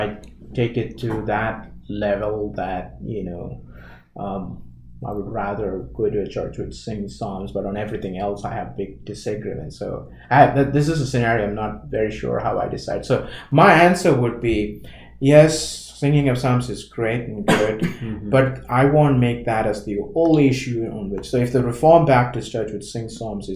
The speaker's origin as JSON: {"language": "English", "region": "Kerala", "country": "India", "said": "I come from Kerala, that part of India"}